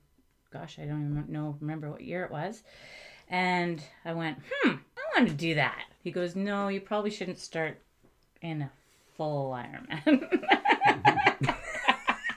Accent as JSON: {"language": "English", "town": "Coquitlam", "region": "British Columbia", "country": "Canada", "tie": "born or raised there", "also_born_or_lived": "Okanagan", "said": "we were in the Okanagan until we moved when I was 2. Mm-hmm. And Coquitlam was my hometown."}